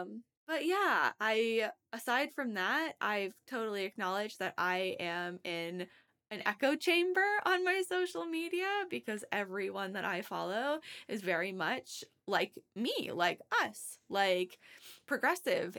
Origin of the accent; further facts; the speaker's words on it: Massachusetts, United States; I'm from Massachusetts